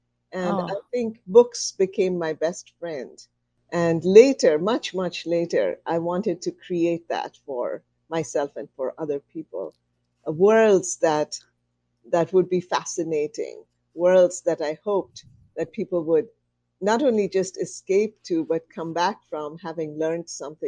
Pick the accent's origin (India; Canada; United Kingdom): India; I grew up in India. My father had a job that moved us around, so I just moved all over India.